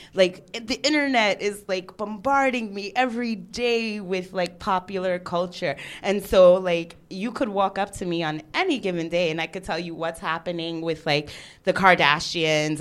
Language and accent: English; New York, United States; now in Geneva, Switzerland; I am the New Yorker and the real foreigner to Geneva.